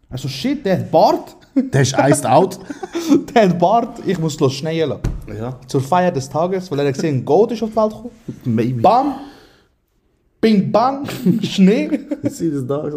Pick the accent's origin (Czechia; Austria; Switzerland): Switzerland; Aargau; Aargau. Lehre habe ich gemacht in Spreitenbach, also bin ich eh äh, komplett durcheinander.